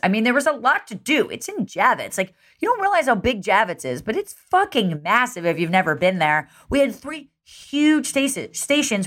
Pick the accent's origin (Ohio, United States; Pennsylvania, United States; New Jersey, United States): New Jersey, United States; I'm from Jersey